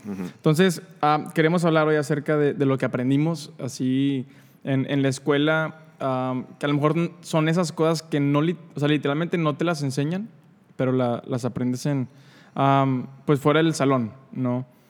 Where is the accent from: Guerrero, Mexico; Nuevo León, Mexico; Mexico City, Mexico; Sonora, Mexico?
Nuevo León, Mexico; San Nicolás de los Garza; yo vivía en San Nicolás cuando, cuando era niño